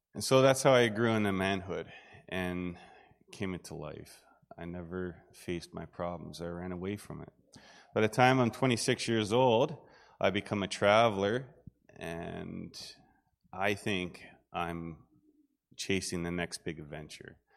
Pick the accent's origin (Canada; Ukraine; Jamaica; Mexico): Canada; Southern Ontario; I grew up in Southern Ontario, um, in a farming community